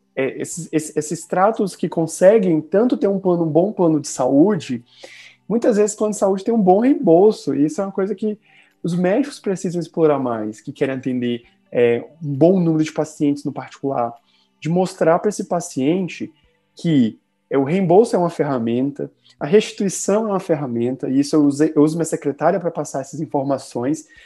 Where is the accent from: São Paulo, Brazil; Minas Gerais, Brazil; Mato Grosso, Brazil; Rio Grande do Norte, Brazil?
Minas Gerais, Brazil; sou mineiro